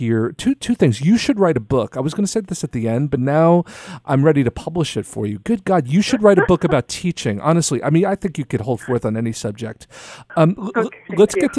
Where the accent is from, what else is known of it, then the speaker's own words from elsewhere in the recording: New York, United States; I'm from New York